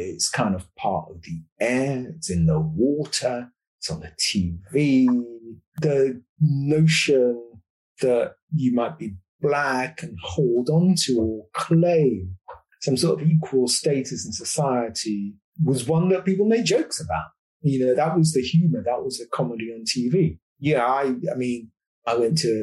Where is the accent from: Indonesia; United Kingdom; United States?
United Kingdom; London; I grew up in London, sort of in the 1970s and the 1980s in Northwest London, a place called Kingsbury